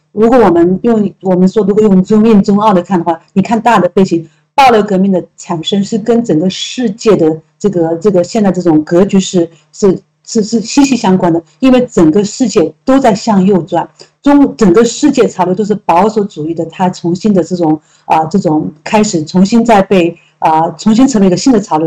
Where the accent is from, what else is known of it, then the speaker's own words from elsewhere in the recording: China; 而且我相信我们中国人